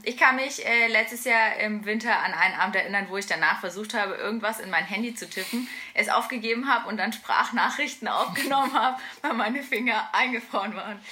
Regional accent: Nuremberg, Bavaria, Germany; ich komme äh, aus Nürnberg, aber muss ich dazu sagen, äh, wer meine Fußballleidenschaft kennt, ich komme von der Stadtgrenze tatsächlich

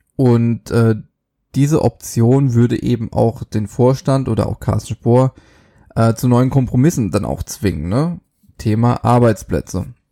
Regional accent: Germany; bei uns in Deutschland

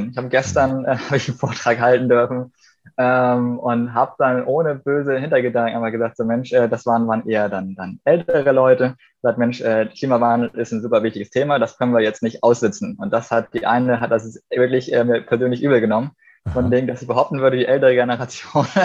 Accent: Graubünden, Switzerland; Wir haben äh, in den 90ern als Bündner halt schon, schon ganz natürlich mit groß geworden, dass wir eine Solarthermieanlage hatten, um warm Wasser zu machen

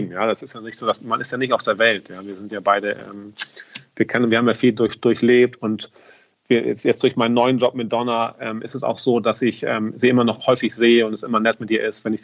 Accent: Hamburg, Germany; also ich komme aus Hamburg und du weißt, beim, beim, beim ähm, HSV ist auch so, dass der Trainer sehr oft wechselt.

